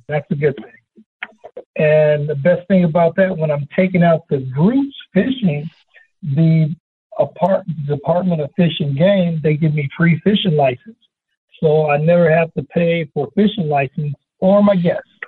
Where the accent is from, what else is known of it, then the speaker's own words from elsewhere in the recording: Los Angeles, California, United States; also born or lived in Chino, California; now in San Bernardino, United States; I'm from California, born in Los Angeles, and moved to Chino, California in the sixth grade, and so now I'm a San Bernardino